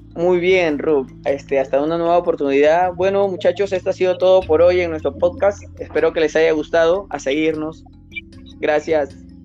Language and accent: Spanish; Peru